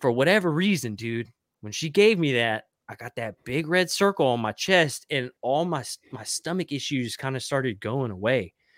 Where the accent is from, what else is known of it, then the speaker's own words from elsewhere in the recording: Arkansas, United States; my hometown up in, like, Arkansas.